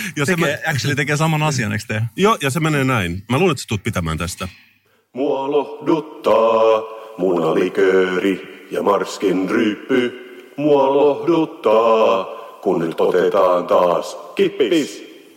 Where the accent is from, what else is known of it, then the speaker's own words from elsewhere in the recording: Finland; mä oon suomenruotsalainen